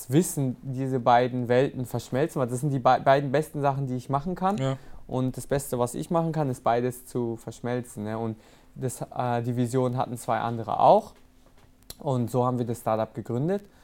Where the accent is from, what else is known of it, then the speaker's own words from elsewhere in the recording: Rastatt, Baden-Württemberg, Germany; Natürlich habe ich vietnamesische Wurzeln, es zieht mich auch immer wieder dahin und ich fühle mich auch als äh, Vietnamese so, aber so wirklich Heimat, wenn ich daran denke, okay, was mich geprägt hat, was mein Leben ausgemacht hat, auf